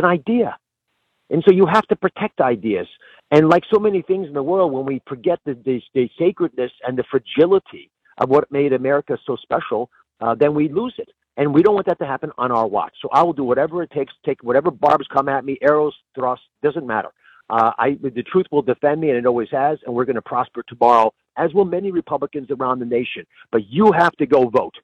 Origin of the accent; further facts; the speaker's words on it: United States; also born or lived in Pennsylvania; As an American